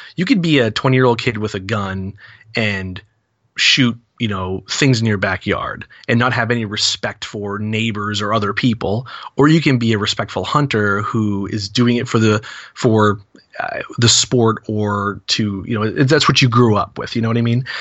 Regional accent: New England, United States; 'Cause I'm from New England

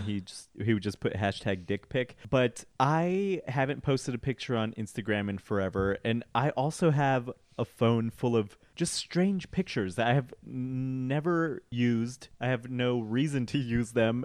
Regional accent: Colorado, United States; I'm from Colorado

